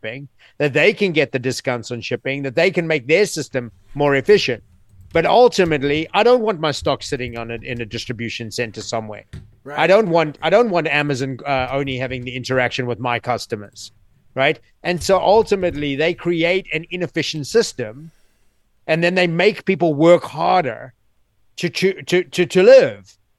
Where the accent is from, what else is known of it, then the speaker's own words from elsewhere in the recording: South Africa; also born or lived in New York City; now in United States; I grew up in South Africa